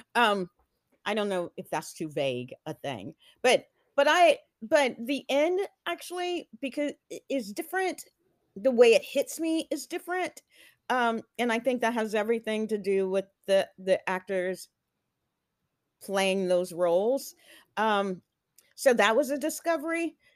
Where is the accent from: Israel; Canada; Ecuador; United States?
United States; Houston, Texas; also born or lived in Atlanta, Georgia; I moved from Atlanta to Texas